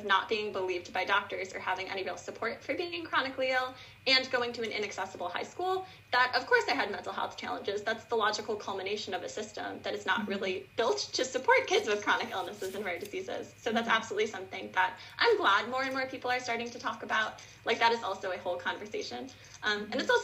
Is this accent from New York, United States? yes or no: yes; Buffalo, New York, United States; I am from Buffalo, New York, and I went to a very inaccessible high school here